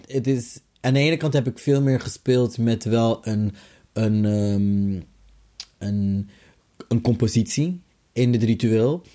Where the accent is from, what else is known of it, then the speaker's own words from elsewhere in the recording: The Hague, South Holland, Netherlands; geboren en getogen in Den Haag